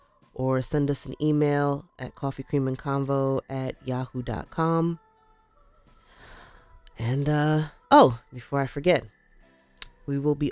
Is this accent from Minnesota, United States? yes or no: no; New York, United States; now in Pennsylvania, United States; Okay, so New Yorker, born and bred. I say this all the time. I am New Yorker.